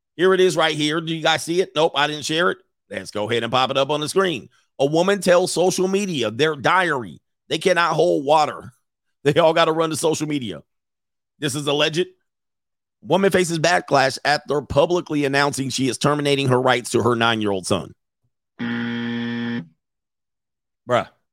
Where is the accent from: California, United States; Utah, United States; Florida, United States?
California, United States; Los Angeles; also born or lived in Hawthorne, California / Orange County, California; I grew up in Southern California, in the San Fernando Valley, and my early, early years was in the South Bay, Los Angeles County.